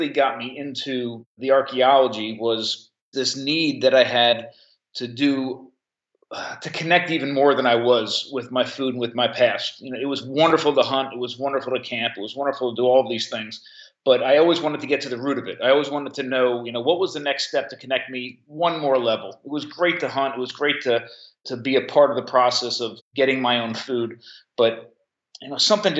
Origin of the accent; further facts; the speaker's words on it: Monmouth County, New Jersey, United States; I grew up actually in Monmouth County, New Jersey, only a couple miles from the beach, from the Jersey Shore.